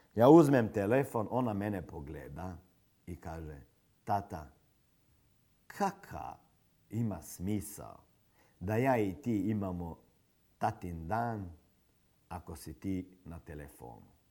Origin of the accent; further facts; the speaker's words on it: Slovenia; kod nas u Sloveniji